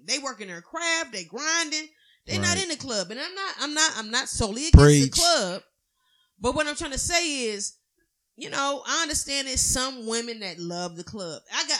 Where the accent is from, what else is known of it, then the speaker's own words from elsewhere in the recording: Cleveland, Ohio, United States; I'm from Miles. You know, Miles Avenue in Cleveland, Ohio.